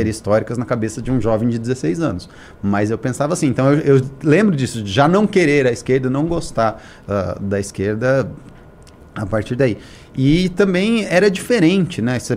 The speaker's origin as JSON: {"language": "Portuguese", "town": "Curitiba", "region": "Paraná", "country": "Brazil", "tie": "born or raised there", "also_born_or_lived": "São Paulo", "said": "Sou de São Paulo, cresci ah, em Curitiba."}